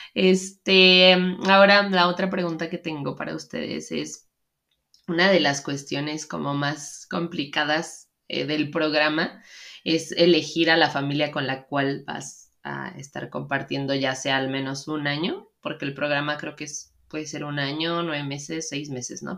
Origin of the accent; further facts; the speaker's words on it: Mexico; also born or lived in Seattle; nosotras que somos mexicanas